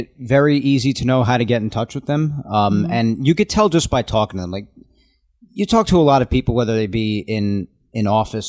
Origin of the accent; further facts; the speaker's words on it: Nassau County, New York, United States; I'm from Nassau